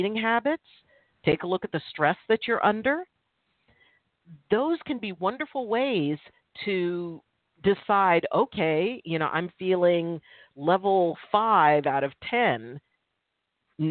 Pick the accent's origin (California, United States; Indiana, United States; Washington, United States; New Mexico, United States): California, United States; Milpitas; I grew up in Milpitas, California, which back then it was considered pretty rural, pretty country